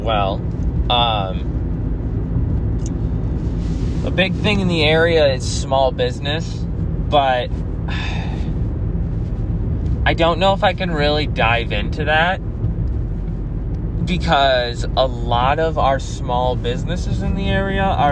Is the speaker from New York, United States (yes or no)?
yes; Central New York, United States; It's actually a decently large city that I grew up